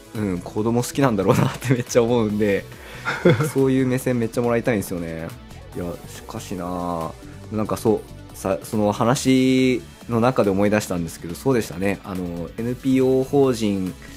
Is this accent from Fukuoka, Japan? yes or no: yes; Kasuga, Fukuoka, Japan; 出身が春日なんで